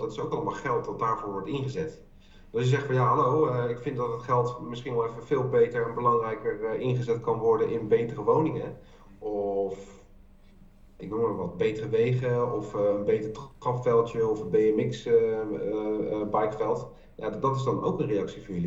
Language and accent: Dutch; The Hague, South Holland, Netherlands; moved away; Ik kom uit Den Haag, en ik heb daar heel lang gewerkt voor de Haagse Hogeschool